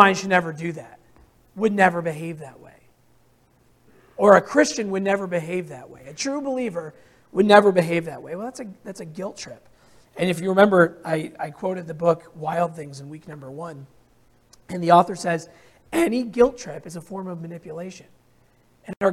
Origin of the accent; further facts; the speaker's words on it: Hartwellville, Vermont, United States; I grew up in Hartwellville, Vermont